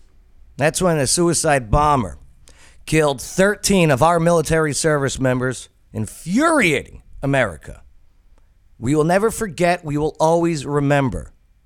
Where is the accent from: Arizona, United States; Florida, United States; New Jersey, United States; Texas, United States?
New Jersey, United States; moved away; I'm from Jersey